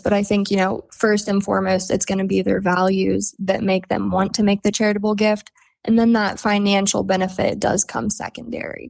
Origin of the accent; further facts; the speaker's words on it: Oakland, Maryland, United States; moved away as an adult; also born or lived in northern Garrett County, Maryland; now in Garrett County, United States; I'm originally from Oakland, where the main office is, and I have moved to the northern end of Garrett County